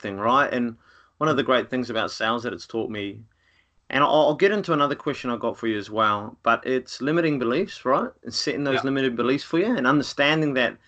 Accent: Rotorua, Bay of Plenty, New Zealand; moved away; Rotorua is the town I come from

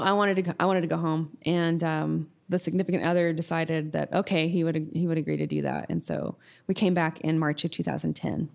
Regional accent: Sulphur, Oklahoma, United States; I grew up in Sulphur, Oklahoma

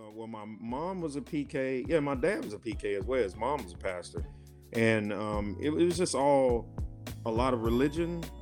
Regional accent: Rome, Georgia, United States; now in Hazel Green, United States; I'm originally from Rome, Georgia, uh, city of Seven Hills, Three Rivers.

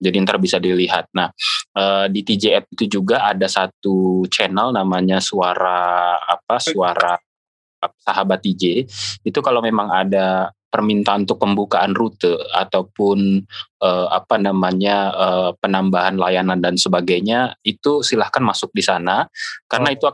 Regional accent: Depok, West Java, Indonesia; Uh, kebetulan saya lahir di Depok, orang Depok juga.

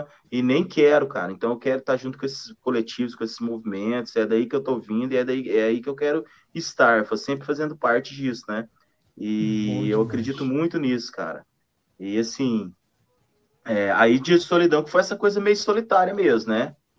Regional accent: Triângulo Mineiro, Minas Gerais, Brazil; moved away; also born or lived in Goiânia / Brasília / Tocantins / São Paulo; eu de, de, de Minas, do, do, Triângulo Mineiro, vindo para Goiânia, Brasília e entrando cada vez mais para o norte

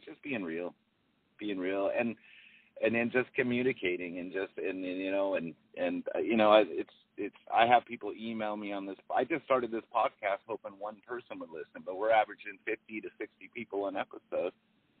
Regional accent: Long Beach, California, United States; moved away as an adult; also born or lived in Arizona / San Antonio, Texas; now in Austin, United States; I came out to Austin. It's been about 9 years now. I lived in Arizona for about 5 years. I grew up in Long Beach, California.

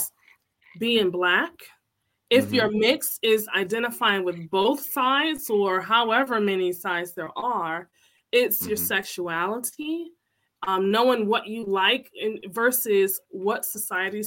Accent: Connecticut, United States; I'm from Connecticut

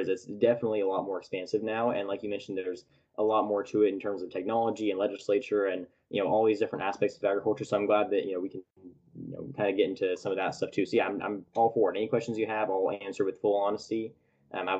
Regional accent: Tulare, California, United States; now in Fresno, United States; I was born and raised in Tulare, California, which is right in the smack dab center of California.

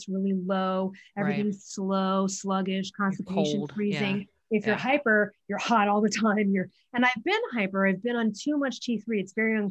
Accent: Midwest, United States; I'm from the Midwest

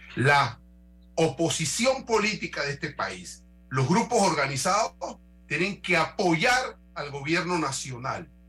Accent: Panama; como panameño

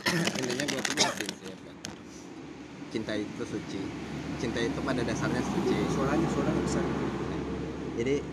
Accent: Bogor, West Java, Indonesia; Saya dari Bogor.

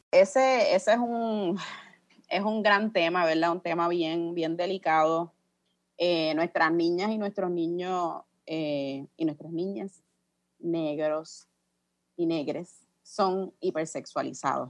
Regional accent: Puerto Rico; como puertorriqueñas hemos sido sometidas a, operaciones, a la esterilización forzosa

